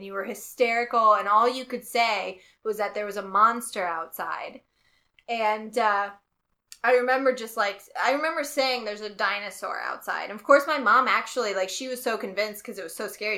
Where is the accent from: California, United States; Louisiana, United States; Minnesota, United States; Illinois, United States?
Illinois, United States; Southern; I'm from Southern Illinois